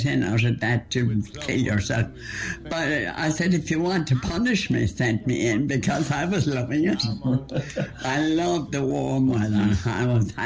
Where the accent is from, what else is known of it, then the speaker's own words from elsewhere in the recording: County Limerick, Munster, Ireland; moved away as an adult; also born or lived in Kenya / United States / Pakistan; now in Cork, Ireland; I was born in County Limerick